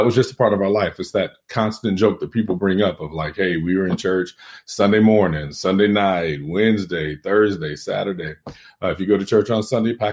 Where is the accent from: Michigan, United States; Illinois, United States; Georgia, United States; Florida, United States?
Michigan, United States; Detroit; also born or lived in Texas / Mississippi / St. Louis / Alaska; now in Atlanta, United States; I am originally from Detroit, Michigan